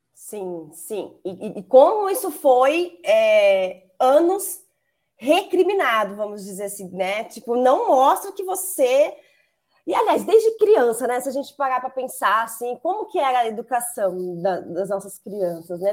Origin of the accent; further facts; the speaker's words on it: Campo Grande, Mato Grosso do Sul, Brazil; moved away as an adult; now in Campinas, Brazil; eu sou natural do Mato Grosso do Sul, Campo Grande, mas já estou em Campinas há 13 anos.